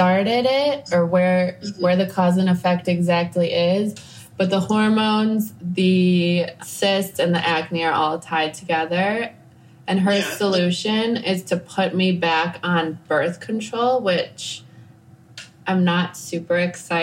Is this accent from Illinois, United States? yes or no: yes; Chicago, Illinois, United States; moved away as an adult; also born or lived in California / Costa Rica; now in Nicaragua; I am from the States. I'm from Chicago